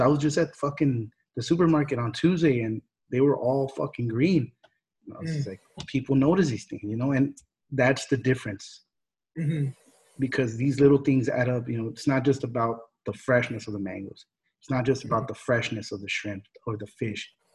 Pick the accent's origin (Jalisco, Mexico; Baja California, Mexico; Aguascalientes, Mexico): Jalisco, Mexico; I'm from Jalisco